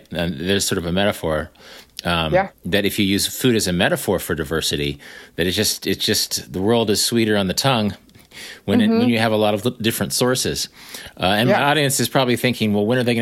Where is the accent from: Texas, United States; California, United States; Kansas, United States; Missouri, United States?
Kansas, United States; I'm from Kansas